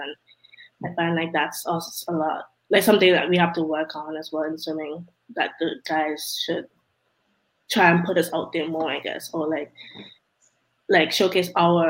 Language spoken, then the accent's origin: English; Antigua & Barbuda; I'm from Antigua